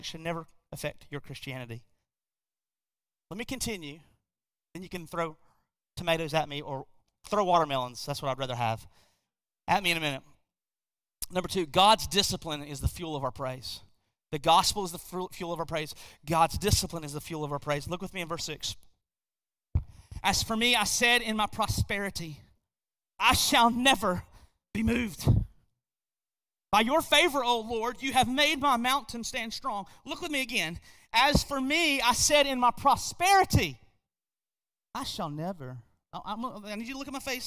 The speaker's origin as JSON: {"language": "English", "country": "United States", "tie": "born or raised there", "said": "I am born an American"}